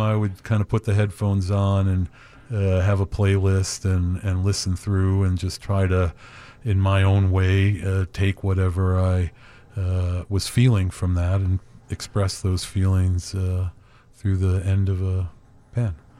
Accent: Chicago, Illinois, United States; also born or lived in Hollywood; now in Woodstock, United States; growing up in Chicago

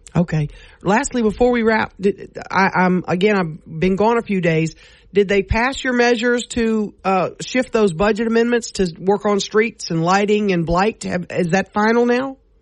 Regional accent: Louisiana, United States; we're from Massachusetts, and we're from Louisiana

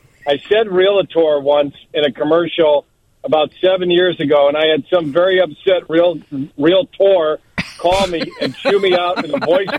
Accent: New York City, New York, United States; now in Chicago, United States; I'm from Brooklyn

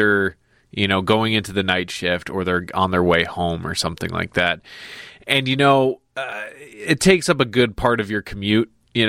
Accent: Chicago suburbs, Illinois, United States; grew up in the suburbs. I would never claim to be from Chicago. I was born in Chicago, grew up in the suburbs.

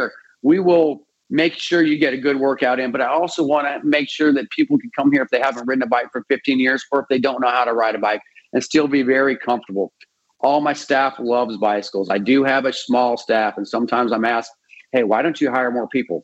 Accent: Colorado, United States; also born or lived in Belize; I moved to Colorado and, you know, went through grade school, junior high and college in Colorado

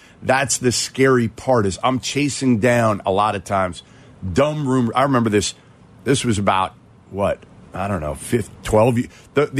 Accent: Boston, Massachusetts, United States; I'm from Boston.

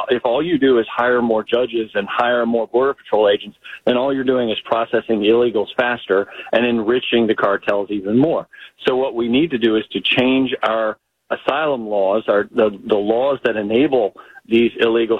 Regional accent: Virginia, United States; my home state of Virginia.

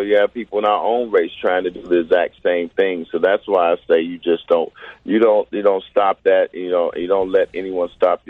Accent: Chicago, Illinois, United States; I grew up in Chicago

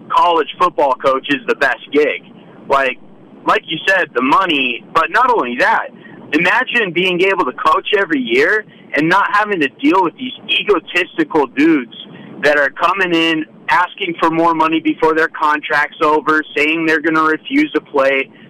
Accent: West Coast, United States; I'm I'm from West Coast.

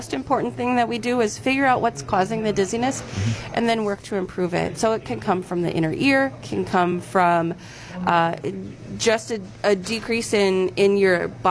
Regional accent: North Dakota, United States; moved away; I grew up in North Dakota

